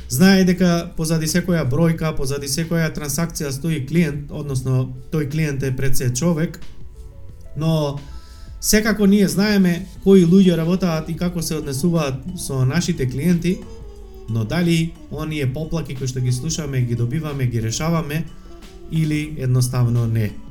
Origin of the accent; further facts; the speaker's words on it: Tetovo, Polog, North Macedonia; accent: Tetovo dialect; Зборам на Тетовски сега, бидејќи живеам, нели, и сум од Тетово.